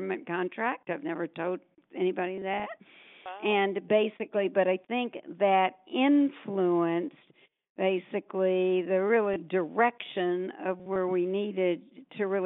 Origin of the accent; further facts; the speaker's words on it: Atlanta, Georgia, United States; moved away; I grew up in Atlanta, Georgia, in a time where not only women and girls, but people of color really were repressed from leadership